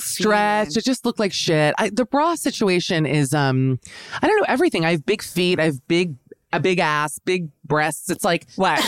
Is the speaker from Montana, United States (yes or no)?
no; Miami, Florida, United States; I'm from Miami, Florida.